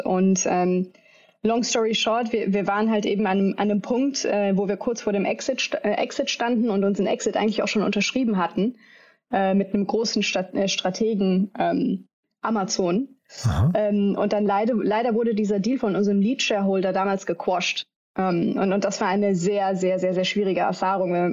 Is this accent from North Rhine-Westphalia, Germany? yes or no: yes; Düsseldorf, North Rhine-Westphalia, Germany; moved away as an adult; also born or lived in New Delhi / London; ich komme äh, ursprünglich aus Düsseldorf